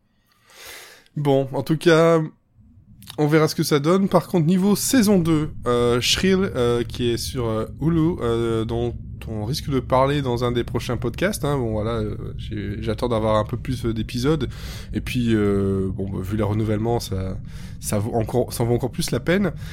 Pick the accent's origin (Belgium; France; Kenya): Belgium; chez nous, en Belgique